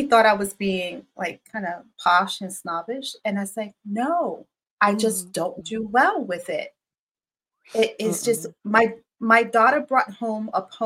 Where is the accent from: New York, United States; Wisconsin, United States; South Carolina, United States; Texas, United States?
New York, United States; New York City; I grew up in Brooklyn. I grew up on Bushwick Avenue, the biggest inner city you could ever think